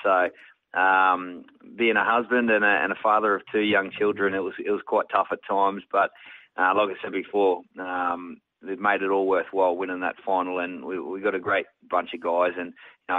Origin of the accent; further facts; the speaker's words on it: Queensland, Australia; If I had a shirt on at all, it was quite hot up in North Queensland. So, some great photos of growing up in North Queensland.